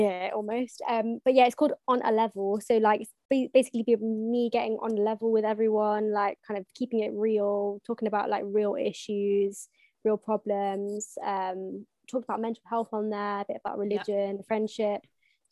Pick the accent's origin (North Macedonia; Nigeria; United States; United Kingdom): United Kingdom; Nottingham, East Midlands; I'm from Nottingham, big up Midlands